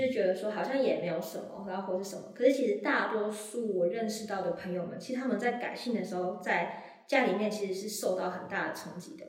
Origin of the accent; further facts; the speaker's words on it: Sandimen, Pingtung County, Taiwan; 我是来自屏东三地门乡的排湾族